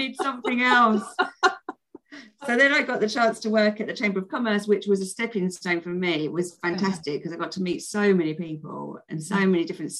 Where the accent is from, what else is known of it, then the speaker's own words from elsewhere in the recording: London, United Kingdom; accent: South London; I tried to get rid of my South London accent and improve the way I spoke.